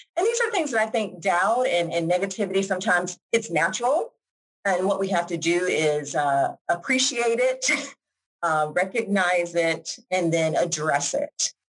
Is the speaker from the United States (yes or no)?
yes; Georgia, United States; moved away as an adult; also born or lived in Washington, District of Columbia, United States / New York; now in Jacksonville, United States; I am originally from Georgia, even though I live here now in Florida. Uh, born and raised, raised in Georgia